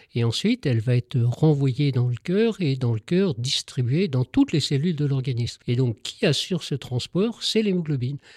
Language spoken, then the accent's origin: French; Paris, Île-de-France, France; je suis parisien, je travaille à Paris